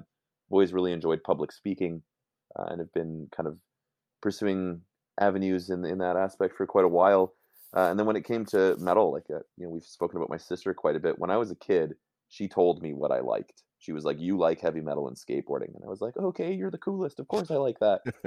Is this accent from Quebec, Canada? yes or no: no; Calgary, Alberta, Canada; moved away; I grew up in Silver Springs